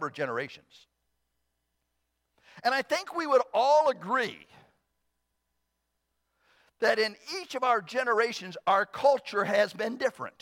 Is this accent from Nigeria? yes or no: no; Southern Ohio, United States; born or raised there